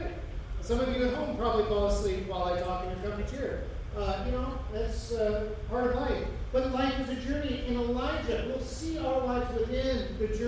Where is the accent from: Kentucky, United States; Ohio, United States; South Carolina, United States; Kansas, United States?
Ohio, United States; Hamilton; I grew up in Hamilton